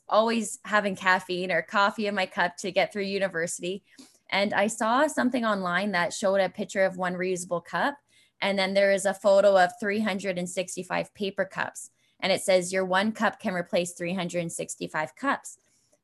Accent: Brantford, Ontario, Canada; moved away as an adult; I knew I was heading back to Brantford, and I didn't know where I'd fit in to move back from my hometown.

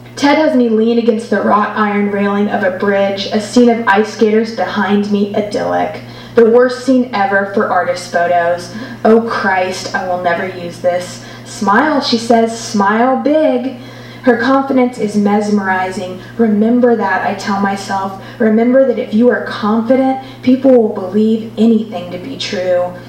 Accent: Alabama, United States; now in Amsterdam, Netherlands; I'm from Alabama

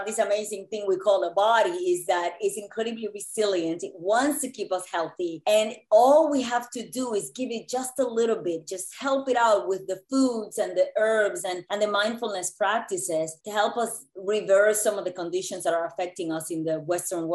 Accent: Puerto Rico; moved away as an adult; also born or lived in New York City; I grew up in Puerto Rico in what I believe now to be an idyllic childhood

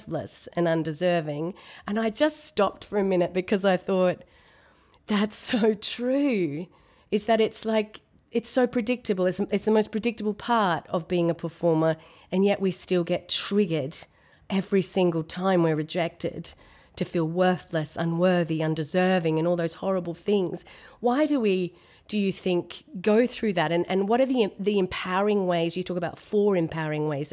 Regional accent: Australia; now in Atlanta, United States; I'm in America. I'm in Atlanta, but I'm an Australian

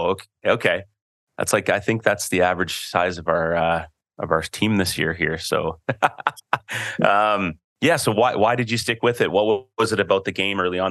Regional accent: Canada; I'm a Canadian too

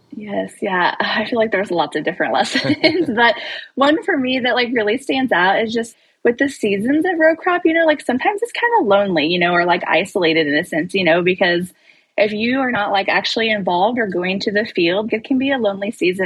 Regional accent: Maysville, Missouri, United States; we live in Northwest Missouri. We're from Maysville, Missouri

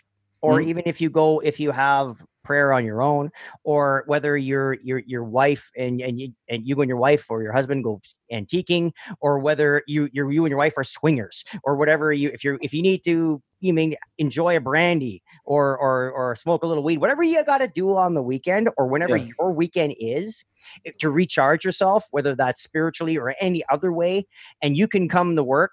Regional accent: the Valley, near Sudbury, Ontario, Canada; moved away as an adult; now in Cambridge, Canada; I'm from the Valley.

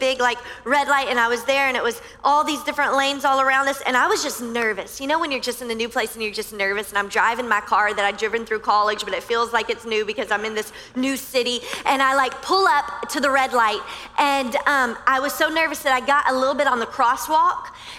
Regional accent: Louisiana, United States; now in Miami, United States; Like I came from Louisiana and everyone is very kind on the interstate. You know, we don't have as many lanes as you crazy people here in Miami.

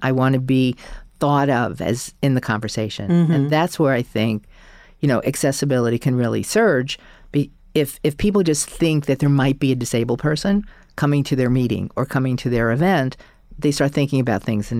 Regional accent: New York, United States; I think, you know, especially I'm a New Yorker, and especially in a city like New York, which is so big and vast

